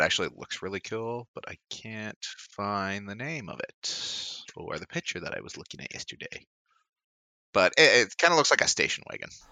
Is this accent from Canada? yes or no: yes; Canada; Canadian blood